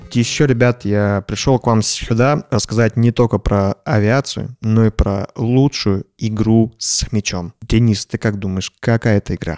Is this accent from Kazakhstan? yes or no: yes; Kazakhstan; я вырос э, в Казахстане